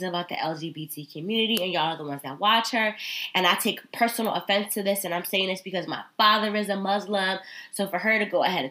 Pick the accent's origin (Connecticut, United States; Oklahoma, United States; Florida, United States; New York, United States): Connecticut, United States; I am from Connecticut